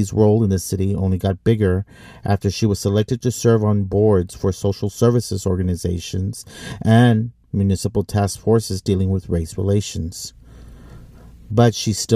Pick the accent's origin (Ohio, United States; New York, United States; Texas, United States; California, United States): Texas, United States; South; now in Washington, D.C., United States; We grew up in South Texas